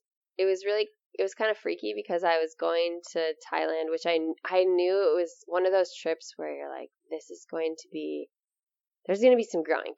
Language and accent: English; Amery, Wisconsin, United States; opening up this yoga studio in my hometown, which I never ever thought I would be back